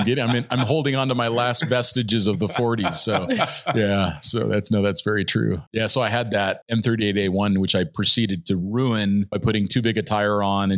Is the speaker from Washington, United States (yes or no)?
no; Southern California, United States; moved away; also born or lived in Arizona; I grew up in Southern California